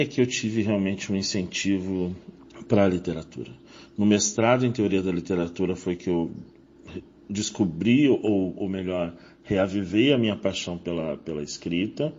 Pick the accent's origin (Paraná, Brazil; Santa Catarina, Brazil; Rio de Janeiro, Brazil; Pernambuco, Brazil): Rio de Janeiro, Brazil; moved away as an adult; also born or lived in Rio Grande, Rio Grande do Sul / Barra Bonita, São Paulo / São Paulo / Brasília; now in Florianópolis, Brazil; Eu sou carioca de nascimento, mas deixei o Rio de Janeiro aos 23 anos por questões profissionais